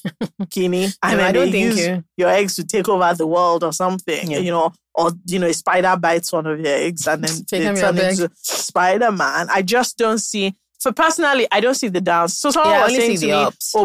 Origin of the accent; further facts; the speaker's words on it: Abeokuta, Ogun State, Nigeria; also born or lived in Lagos / London; I'm from Abeokuta.